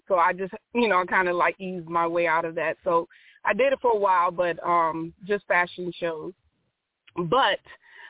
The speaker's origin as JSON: {"language": "English", "region": "Connecticut", "country": "United States", "also_born_or_lived": "Raleigh, North Carolina / Charlotte, North Carolina", "moved": "yes", "lives_now": "North Carolina, United States", "said": "I'm from Connecticut, moved here in Raleigh, Charlotte"}